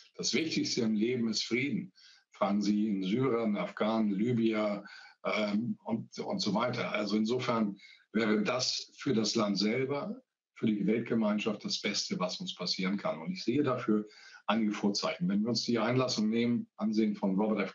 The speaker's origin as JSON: {"language": "German", "region": "Hamburg", "country": "Germany", "lives_now": "Worpswede, Germany", "said": "Ich komme ja auch aus Hamburg äh, arbeite jetzt ja auch wieder in Hamburg, lebe aber in Worpswede in Niedersachsen. Und äh, als Hanseat"}